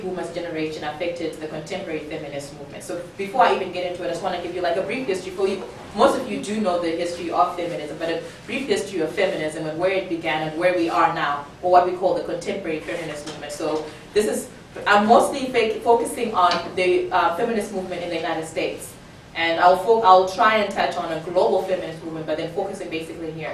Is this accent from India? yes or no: no; Zimbabwe; moved away; I'm also from Zimbabwe